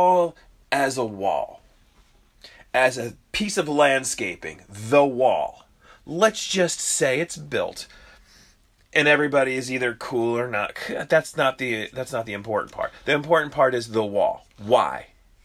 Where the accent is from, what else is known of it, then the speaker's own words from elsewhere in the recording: United States; We're American